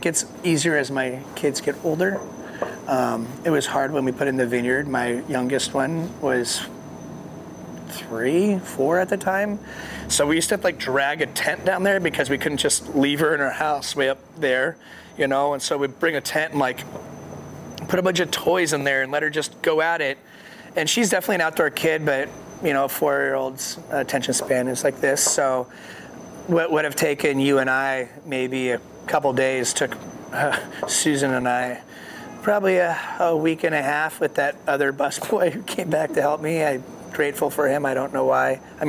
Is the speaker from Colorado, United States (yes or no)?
yes; Colorado, United States; because that's when we grew up in Colorado, Navajo residents there.